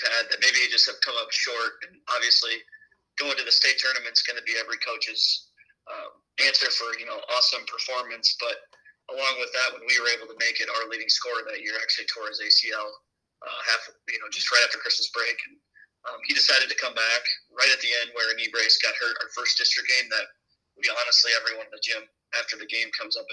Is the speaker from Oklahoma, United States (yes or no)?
no; Bernard, Iowa, United States; also born or lived in Cascade, Iowa / Dyersville, Iowa; I'm actually from Bernard, small story, so I've been around Cascade pretty much my whole life as well, even though I went to Beckman